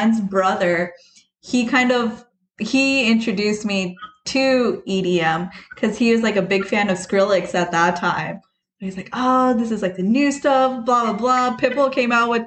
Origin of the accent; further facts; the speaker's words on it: Las Vegas, Nevada, United States; moved away as an adult; now in Inland Empire, United States; I'm originally from Vegas